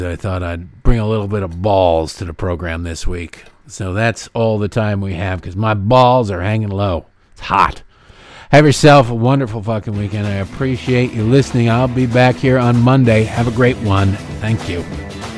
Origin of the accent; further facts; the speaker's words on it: United States; I'm an American